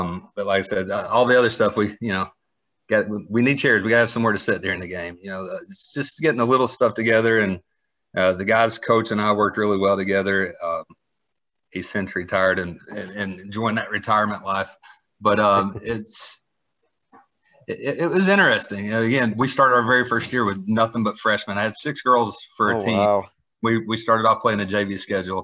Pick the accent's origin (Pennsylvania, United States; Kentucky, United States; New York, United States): Kentucky, United States; moved away as an adult; also born or lived in Woodstock, Georgia; now in Georgia, United States; I grew up in Kentucky, so basketball is just sort of, that's the culture in that state